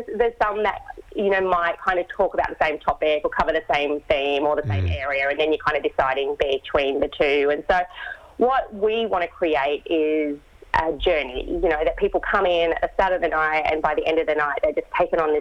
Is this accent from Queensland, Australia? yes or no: yes; Great Barrier Reef, Queensland, Australia; I grew up on the Great Barrier Reef